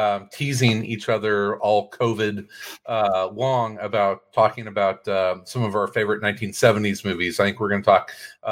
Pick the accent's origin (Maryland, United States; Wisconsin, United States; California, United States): Wisconsin, United States; we're from Wisconsin